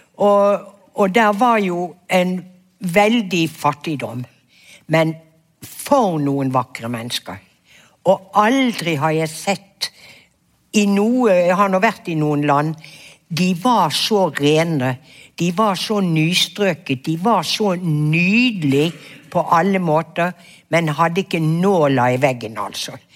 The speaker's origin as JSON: {"language": "Norwegian", "town": "Bergen", "region": "Vestland", "country": "Norway", "tie": "born or raised there", "said": "jeg vokste opp i Fana kommune på et vidunderlig sted som et paradis"}